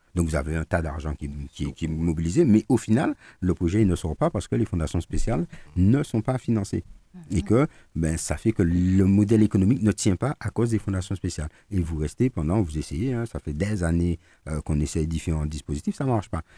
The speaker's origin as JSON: {"language": "French", "country": "Martinique", "said": "on est martiniquais, on n'est pas breton, on n'est pas basque, on n'est pas guadeloupéen, on n'est pas guyanais, on n'est pas réunionnais, on n'est pas parisien, on est martiniquais."}